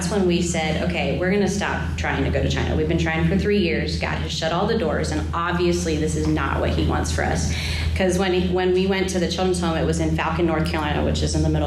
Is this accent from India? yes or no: no; Haiti; but I grew up in Haiti and it's a third world country and there's trash everywhere.